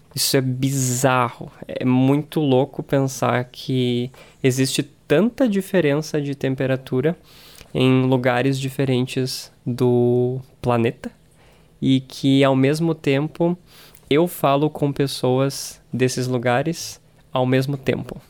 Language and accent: Portuguese; Brazil; eu sou brasileiro e porque eu moro no Brasil. Eu morei no Brasil a vida inteira